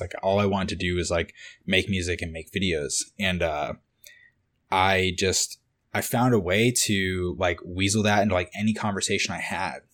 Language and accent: English; Cape Cod, Massachusetts, United States; moved away as an adult; also born or lived in Boston; now in Los Angeles, United States; I grew up on this little island called Cape Cod